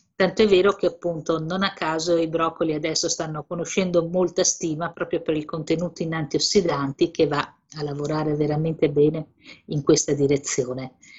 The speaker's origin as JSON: {"language": "Italian", "region": "Emilia-Romagna", "country": "Italy", "said": "io sono emiliana di origine"}